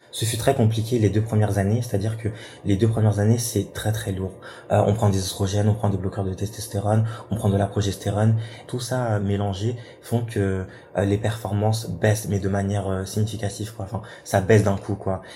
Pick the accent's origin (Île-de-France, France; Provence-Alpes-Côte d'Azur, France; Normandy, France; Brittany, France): Normandy, France; Rouen; moved away as an adult; also born or lived in south of France; De base, je viens de Rouen, je suis normand, nord de la Seine-Maritime. Je suis venu dans le sud pour faire mes études